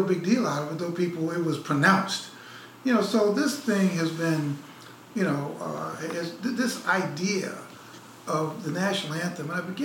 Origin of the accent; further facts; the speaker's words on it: Chicago, Illinois, United States; now in Harlem, New York, United States; I grew up in Chicago